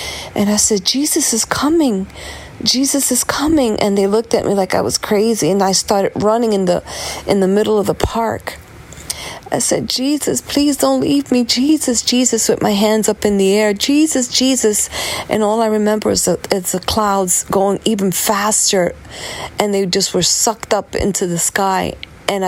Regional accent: New York City, New York, United States; I'm from New York City

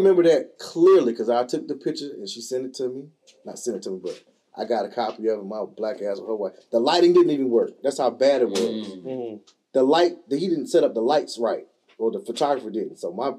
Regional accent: Robeson County, North Carolina, United States; I'm from Robinson County, which is at the bottom of the state in the South. So in our county, there are three races. There's black, white, and Native American. We call them Indians. So the Lumbees.

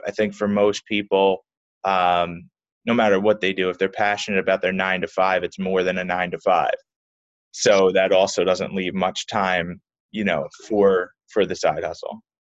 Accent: Philadelphia, Pennsylvania, United States; I was well born and raised in Philly, South Philly specifically

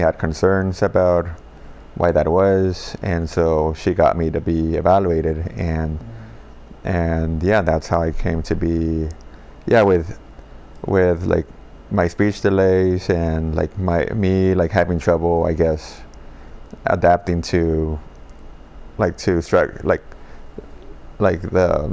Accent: Los Angeles, California, United States; I grew up in South

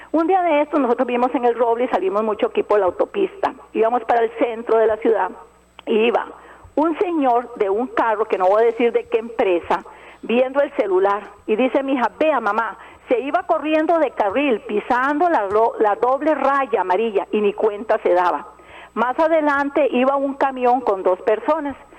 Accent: Alajuela, Costa Rica; yo soy de Alajuela y conozco muy bien a calle ancha

